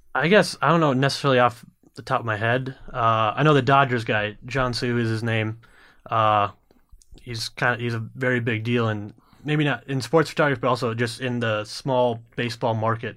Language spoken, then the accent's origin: English; Minnesota, United States; being a Minnesotan